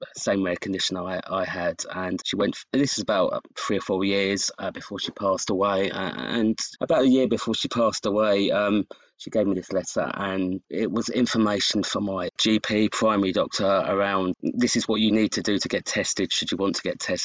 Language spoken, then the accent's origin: English; United Kingdom; I'm from the UK